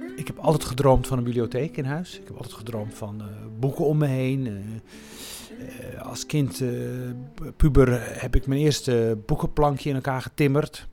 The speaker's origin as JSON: {"language": "Dutch", "region": "Rif", "country": "Morocco", "tie": "born or raised there", "also_born_or_lived": "Melilla area (birthplace)", "moved": "yes", "lives_now": "Netherlands", "said": "Ik kom zelf uit de Rif, hè, de, de, de noordelijke, noordelijk Marokko."}